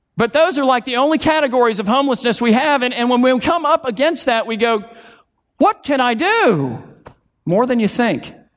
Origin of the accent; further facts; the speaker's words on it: South Florida, United States; I'm from South Florida